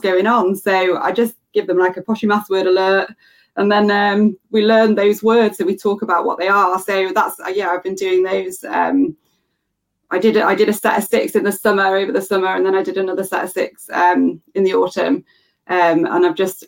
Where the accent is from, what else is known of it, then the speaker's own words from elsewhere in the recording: United Kingdom; I'm obviously British